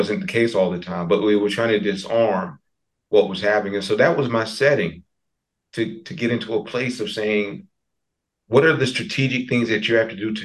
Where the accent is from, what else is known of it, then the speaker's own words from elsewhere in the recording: New Bern, North Carolina, United States; also born or lived in Elizabeth City, North Carolina; I'm from New Bern, born and raised, born in Elizabeth City, but raised in New Bern.